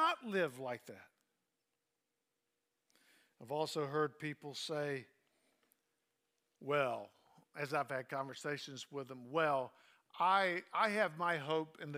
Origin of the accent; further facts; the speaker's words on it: Southern United States, United States; I'm as American as you can get, as Southern as you can get, as countrified as you can get